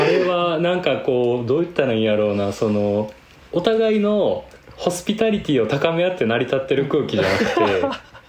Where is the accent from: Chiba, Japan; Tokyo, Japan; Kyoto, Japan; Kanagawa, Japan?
Kyoto, Japan; 僕もやっぱ京都で生まれ育ってる